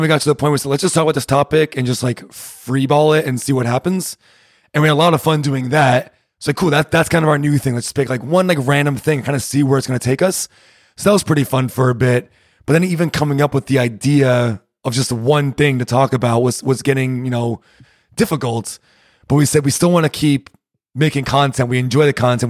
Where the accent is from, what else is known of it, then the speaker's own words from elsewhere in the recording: Rhode Island, United States; moved away as an adult; now in Berlin, Germany; I'm from Rhode Island